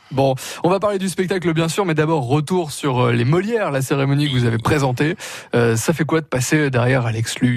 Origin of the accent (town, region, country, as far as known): Burgundy, Bourgogne-Franche-Comté, France